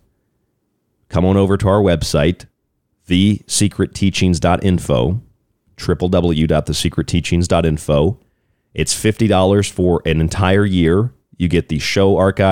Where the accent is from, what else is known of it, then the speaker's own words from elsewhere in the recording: United States; moved away; also born or lived in Florida; I'm from Florida, but I grew up in West Virginia, Pennsylvania area.